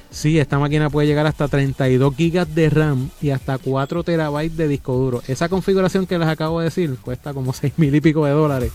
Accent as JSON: {"language": "Spanish", "town": "Bayamón", "country": "Puerto Rico", "tie": "born or raised there", "said": "yo me crié y nací en Santa Juanita"}